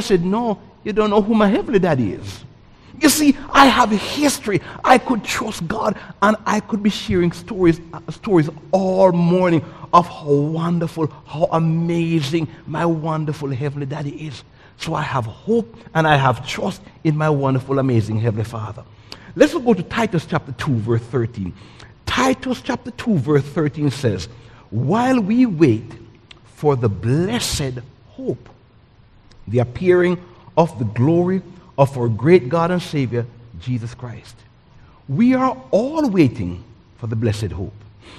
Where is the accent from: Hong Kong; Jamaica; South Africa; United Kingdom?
Jamaica; now in United States; I came from Jamaica in 1984.